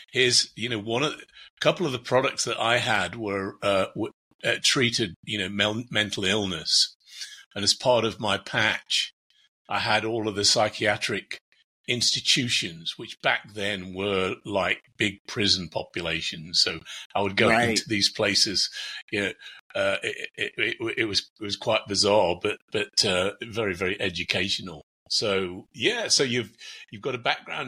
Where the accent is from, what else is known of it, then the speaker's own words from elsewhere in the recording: England, United Kingdom; moved away as an adult; now in United States; I'm from England originally. But I've been in the States for 26 years.